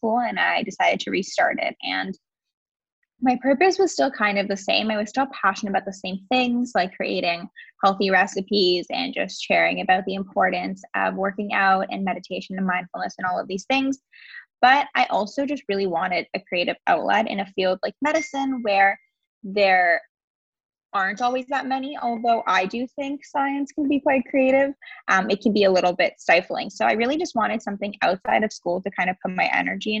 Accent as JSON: {"language": "English", "area": "just outside of Toronto", "region": "Ontario", "country": "Canada", "said": "I am from Ontario, Canada, just outside of Toronto"}